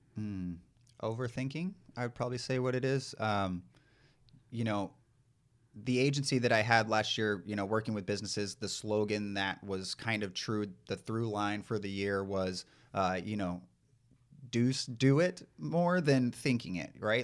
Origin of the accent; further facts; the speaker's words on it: East Texas, United States; moved away as an adult; also born or lived in San Diego / Los Angeles; growing up in East Texas, I grew up in a, a home with four boys